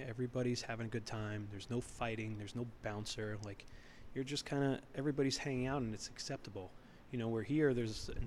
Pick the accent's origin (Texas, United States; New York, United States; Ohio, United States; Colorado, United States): New York, United States; New York City; moved away as an adult; also born or lived in Palo Alto, California / Alaska; now in Massachusetts, United States; We grew up in New York City